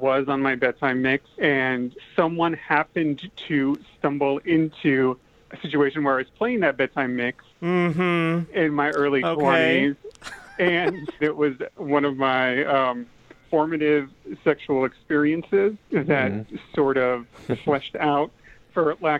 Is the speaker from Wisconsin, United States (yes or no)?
no; Nebraska, United States; in Nebraska, in my home state